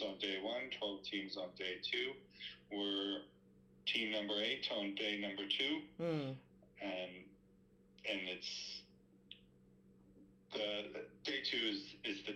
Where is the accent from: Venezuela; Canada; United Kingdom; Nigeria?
Canada; moved away as an adult; now in Australia; I'm originally from Canada, and I've been here for about 16 years now